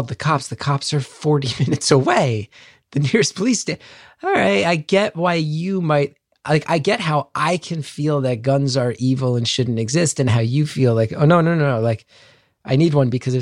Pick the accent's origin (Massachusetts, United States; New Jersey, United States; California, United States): New Jersey, United States; you grow up in Jersey